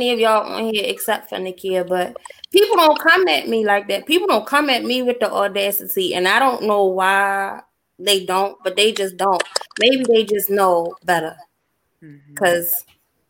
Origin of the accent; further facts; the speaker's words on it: Baltimore, Maryland, United States; I'm from Baltimore.